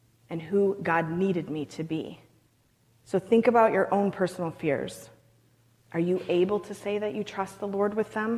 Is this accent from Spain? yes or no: no; Canada; I'm Canadian